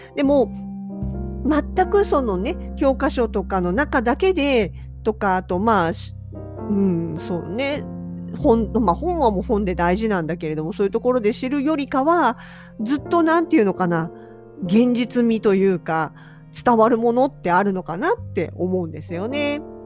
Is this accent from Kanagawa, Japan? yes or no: yes; eastern Kanagawa, Japan; now in Hokkaido, Japan; 私の出身地は神奈川県東部、まあ、川崎とか横浜とかあちらの方で生まれ育ってます